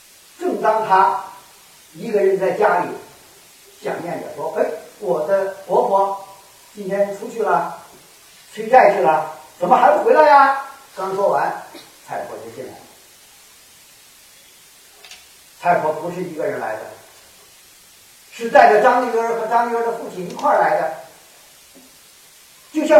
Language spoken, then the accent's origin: Chinese; Kaifeng, Henan, China; now in Guangdong, China; 我的老家河南开封，呃，郑州那一带